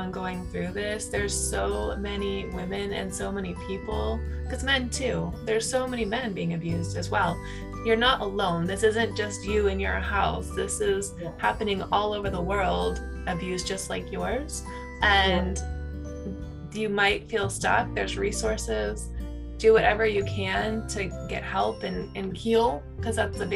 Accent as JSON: {"language": "English", "region": "California", "country": "United States", "also_born_or_lived": "New York", "moved": "yes", "said": "We're from California"}